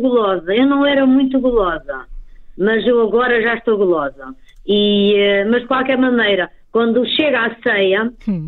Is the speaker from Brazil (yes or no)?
no; Trás-os-Montes, Portugal; eu sou transmontana